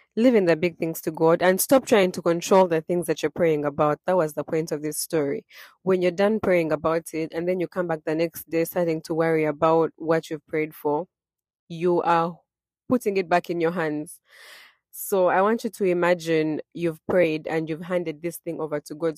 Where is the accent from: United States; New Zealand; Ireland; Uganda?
Uganda; born and raised in Uganda, I was raised Christian